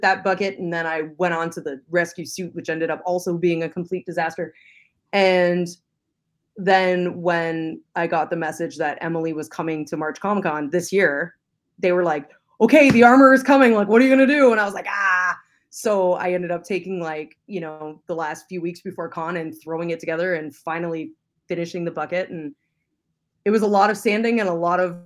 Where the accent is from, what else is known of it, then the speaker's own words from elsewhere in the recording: London, Ontario, Canada; moved away; I actually grew up in London. I'm a Londoner.